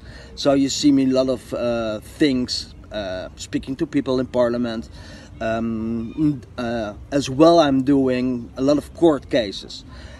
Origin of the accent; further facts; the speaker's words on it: Netherlands; come over from the Netherlands, Holland, to Canada.